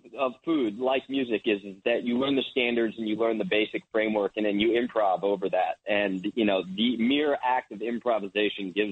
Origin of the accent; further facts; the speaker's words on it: New Jersey, United States; also born or lived in Maine; I'm from New Jersey.